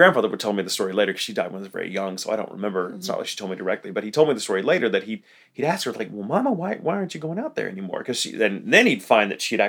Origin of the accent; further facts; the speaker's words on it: Texas, United States; I grew up here in Texas